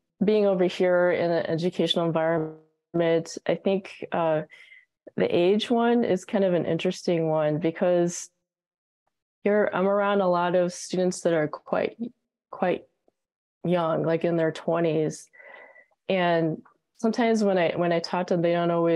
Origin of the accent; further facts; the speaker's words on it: United States; moved away as an adult; now in Australia; I'm an American